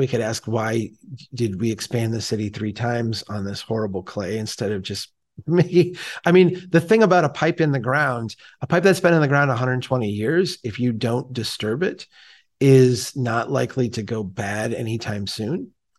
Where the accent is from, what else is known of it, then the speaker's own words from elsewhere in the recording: Minnesota, United States; because as a Minnesotan, I would probably say it differently than the way you would say it.